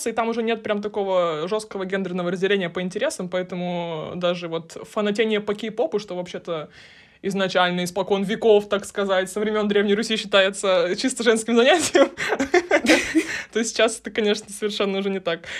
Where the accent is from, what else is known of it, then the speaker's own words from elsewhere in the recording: Ufa, Bashkortostan, Russia; Я из Уфы.